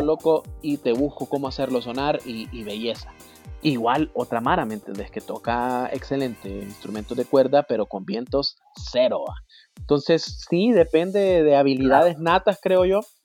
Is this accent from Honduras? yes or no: yes; Honduras; somos 8 millones de hondureños